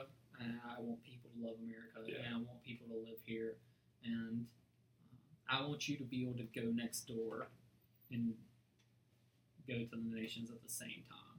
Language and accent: English; United States; like I said, I love being American.